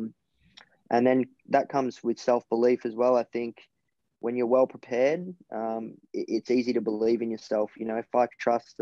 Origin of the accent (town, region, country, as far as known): Melbourne, Victoria, Australia; born or raised there